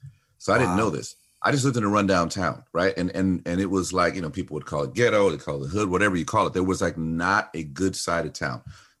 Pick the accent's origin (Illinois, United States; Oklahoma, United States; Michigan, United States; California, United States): Illinois, United States; Chicago; I grew up, well, you know, I was born in Chicago. I was born to a guy who owned a bar, you know, and then my mom, after I was born, married an AME pastor, and AME is African Methodist Episcopal.